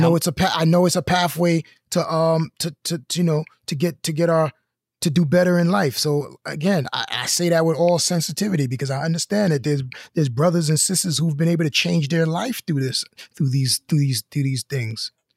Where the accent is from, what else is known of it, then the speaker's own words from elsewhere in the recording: New York City, New York, United States; I'm from Brooklyn